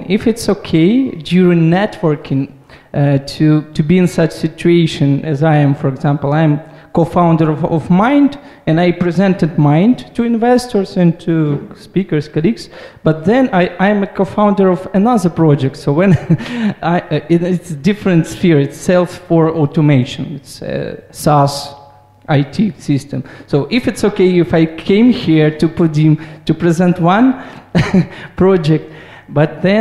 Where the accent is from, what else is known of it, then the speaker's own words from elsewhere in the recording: Ukraine; English is a second language; from Mind Company from Ukraine.